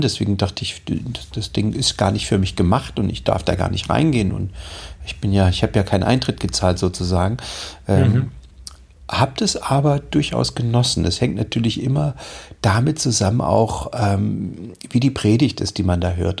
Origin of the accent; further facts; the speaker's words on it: East Germany, Germany; ich bin in der DDR aufgewachsen.